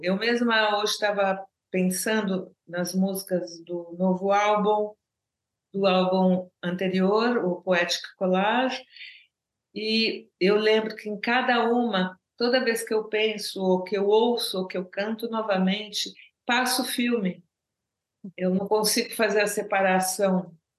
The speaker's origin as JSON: {"language": "Portuguese", "country": "Brazil", "first_language": "Portuguese", "moved": "yes", "lives_now": "Paris, France", "said": "português é minha língua natal"}